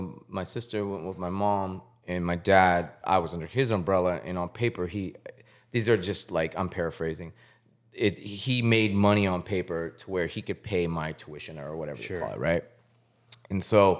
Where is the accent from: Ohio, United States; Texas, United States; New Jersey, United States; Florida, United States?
Texas, United States; Dallas; I grew up in East Dallas